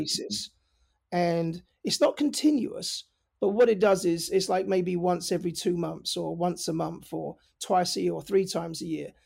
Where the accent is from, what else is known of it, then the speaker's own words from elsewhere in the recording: London, United Kingdom; moved away as an adult; my accent is, you know, I'm from North London. Um, I was born and raised in London. Uh, I moved over here about twenty years ago. I never lost my accent